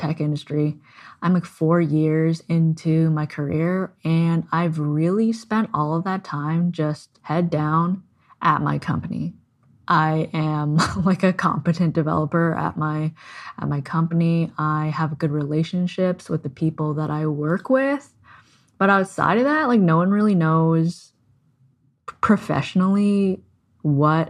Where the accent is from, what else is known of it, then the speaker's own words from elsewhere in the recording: Canada; I'm Canadian